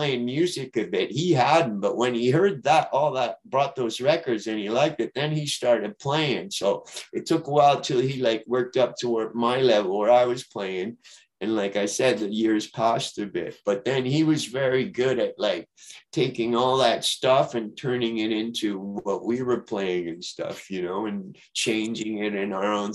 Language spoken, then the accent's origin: English; Montreal, Quebec, Canada; growing up in Montreal, there's an English-French thing going on too